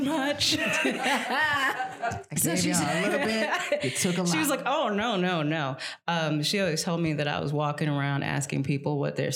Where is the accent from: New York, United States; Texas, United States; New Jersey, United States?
New York, United States; also born or lived in South Africa; I grew up in the Chelsea Hotel in Chelsea